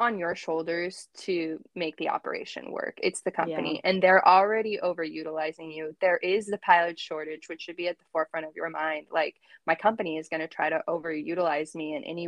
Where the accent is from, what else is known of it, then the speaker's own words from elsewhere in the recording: Washington, United States; also born or lived in Salt Lake City; now in Bellingham, United States; I'm from Washington State